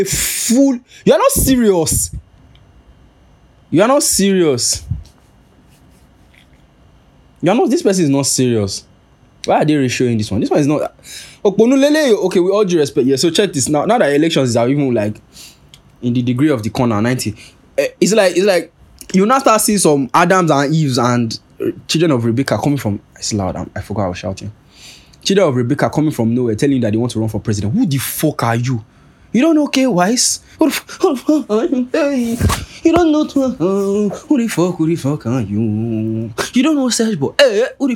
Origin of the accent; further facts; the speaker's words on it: Nigeria; I'm Nigerian